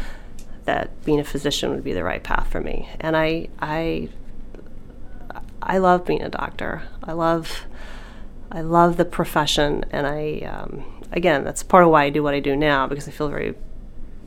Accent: Nashville, Tennessee, United States; also born or lived in New Jersey; We're from the South. We lived in New Jersey for a while in a small community and moved back to Nashville, Tennessee

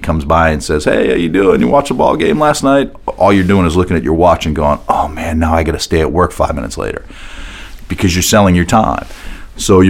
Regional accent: outside of Boston, Massachusetts, United States; moved away; also born or lived in New York (family); I grew up outside of Boston

